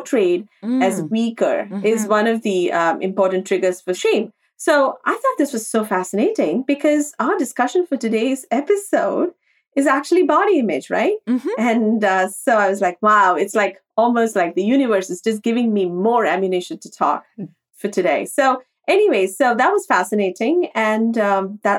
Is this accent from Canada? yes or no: no; India; moved away as an adult; now in New York City, United States; growing up in India and moving abroad in our 20s